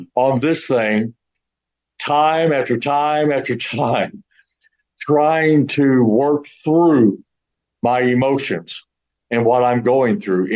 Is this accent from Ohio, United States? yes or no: no; St. Louis, Missouri, United States; now in Houston, United States; I'm from the St. Louis area